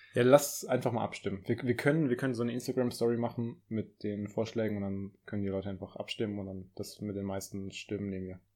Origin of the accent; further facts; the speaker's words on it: Stuttgart area, Baden-Württemberg, Germany; ich komme ja aus der Gegend